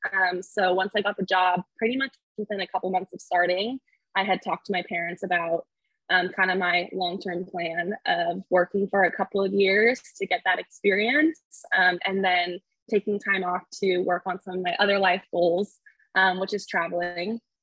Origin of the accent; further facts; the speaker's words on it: Clovis, California, United States; also born or lived in San Diego, California; I grew up in California in the mountains above Fresno in a really small town um, called Clovis